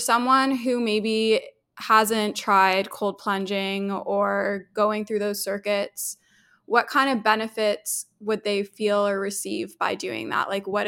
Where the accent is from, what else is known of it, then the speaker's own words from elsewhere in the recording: Toronto, Ontario, Canada; Yeah, so I'm from Toronto, Canada. My parents are originally from South Africa. They immigrated here in 1990, and I was born here, raised here